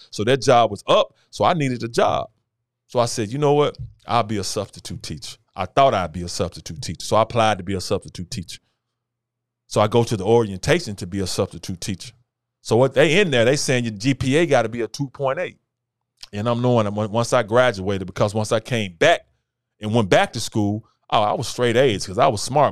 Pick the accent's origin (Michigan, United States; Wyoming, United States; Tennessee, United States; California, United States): Tennessee, United States; Memphis; born and raised in Memphis, Tennessee